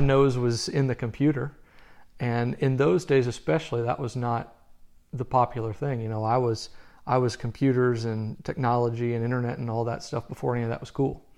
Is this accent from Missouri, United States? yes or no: yes; Southern Missouri, United States; I grew up in Southern Missouri.